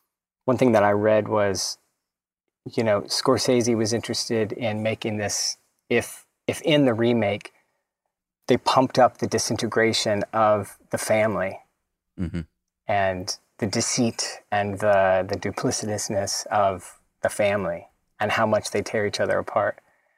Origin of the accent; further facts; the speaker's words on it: Southern United States, United States; I was so like aggrieved as a Southerner, you know.